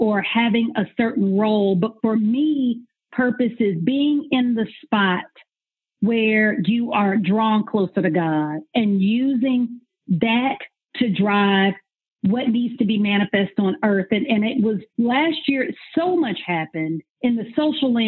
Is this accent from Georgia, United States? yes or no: yes; Atlanta, Georgia, United States; also born or lived in Nashville; I am born and raised in Atlanta. I'm from old Atlanta